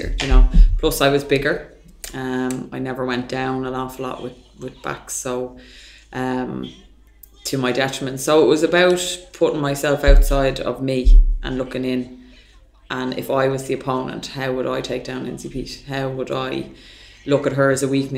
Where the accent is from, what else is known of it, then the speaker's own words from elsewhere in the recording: Ireland; as an Irish culture from being raised in more the old school environment